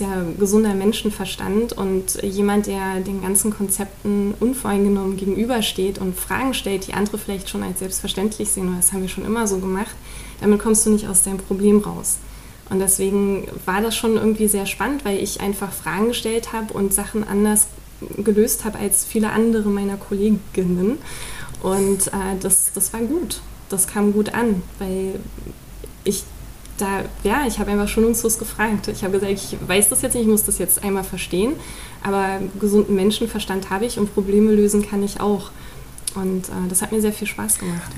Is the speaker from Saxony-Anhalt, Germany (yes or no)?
no; Berlin, Germany; also born or lived in Neukölln, Berlin; Also die ersten sechs Jahre in Neukölln und dann die restliche Zeit in Köpenick